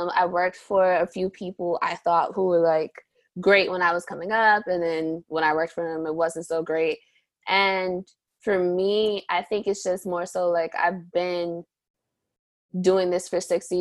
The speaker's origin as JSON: {"language": "English", "town": "New York City", "region": "New York", "country": "United States", "said": "I'm from Harlem, New York."}